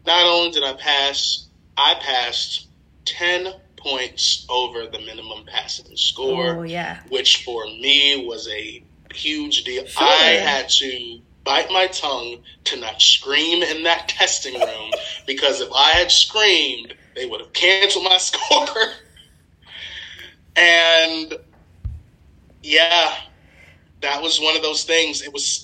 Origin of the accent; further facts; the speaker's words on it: Maryland, United States; also born or lived in West Virginia; I'm from Maryland, but I went to school out of state, Marshall University in West Virginia